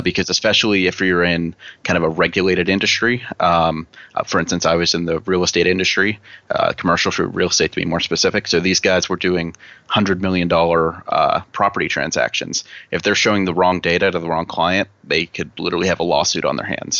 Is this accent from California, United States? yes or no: no; Pittsburgh, Pennsylvania, United States; I'm from Pittsburgh, Pennsylvania